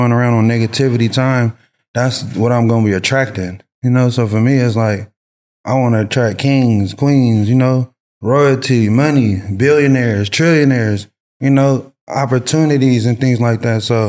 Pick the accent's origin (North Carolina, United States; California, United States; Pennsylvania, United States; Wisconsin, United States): California, United States; Long Beach; moved away; also born or lived in San Francisco Bay Area, California; I'm born and raised from Long Beach. Then I moved to the Bay in like 2003, 2004